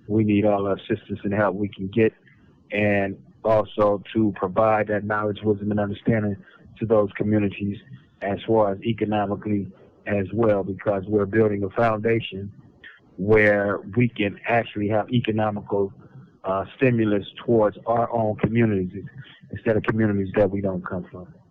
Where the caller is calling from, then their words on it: San Quentin, California, United States; You know I'm I'm calling from San Quentin Prison.